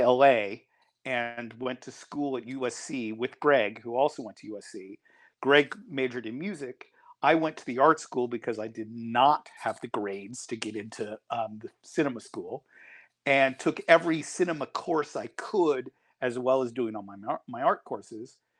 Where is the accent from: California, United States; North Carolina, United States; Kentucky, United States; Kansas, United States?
California, United States; Tiburon; also born or lived in Marin County / Sonoma County; moved all around through Marin and through Sonoma County and, and things during my youth and eventually ended up, um, going to Del Mar Middle School in Tiburon